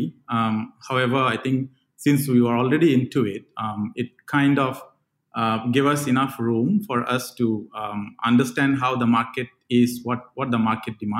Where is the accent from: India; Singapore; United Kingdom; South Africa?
India; Andaman and Nicobar Islands; moved away as an adult; also born or lived in Bangalore, India; I come from a place from India, a very small island called Andaman and Nicobar Islands